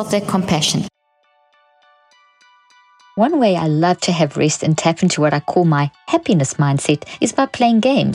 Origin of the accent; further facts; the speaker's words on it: South Africa; moved away; also born or lived in Zimbabwe; I come from South Africa